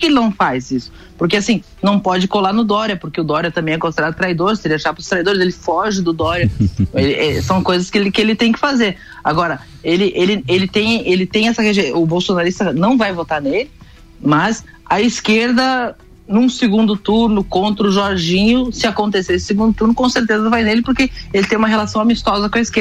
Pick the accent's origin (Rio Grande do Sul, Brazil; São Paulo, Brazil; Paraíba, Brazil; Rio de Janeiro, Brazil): Rio Grande do Sul, Brazil; Vacaria; born there; até porque eu nasci aí pertinho, em Vacaria.